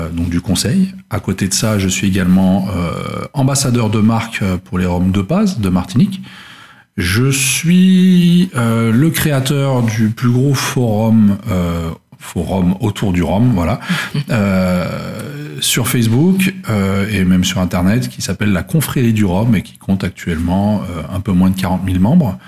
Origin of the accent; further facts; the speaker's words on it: Luxembourg; je suis originaire du Luxembourg à la base